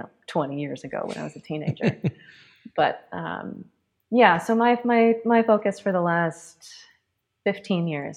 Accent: Los Angeles, California, United States; somebody who's half Chinese and I grew up in Los Angeles

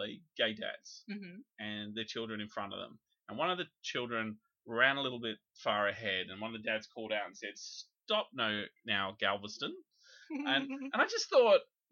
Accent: South Australia, Australia; I grew up in South Australia where Storm Boy mm-hmm. was filmed just down the road from where I grew up

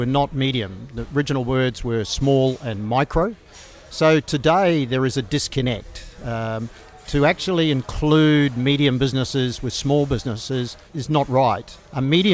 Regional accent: New Zealand; moved away as an adult; now in Australia; I'm originally from New Zealand. That was many, many years ago. Come from a farming area

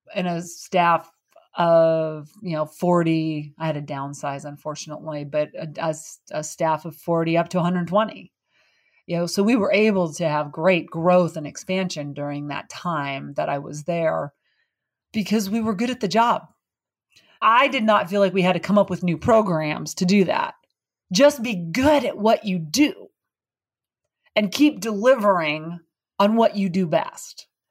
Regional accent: Butte, Montana, United States; moved away; I grew up in Butte, Montana

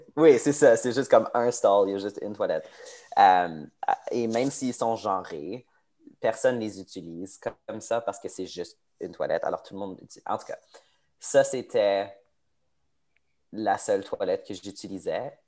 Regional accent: Edmonton, Alberta, Canada; je suis né à, à Edmonton, en Alberta. J'ai toujours vécu à Edmonton

